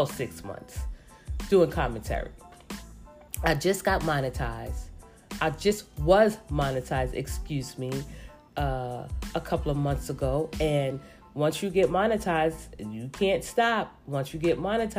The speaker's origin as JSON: {"language": "English", "town": "New York City", "region": "New York", "country": "United States", "said": "I am from New York City, but I am from the Bronx."}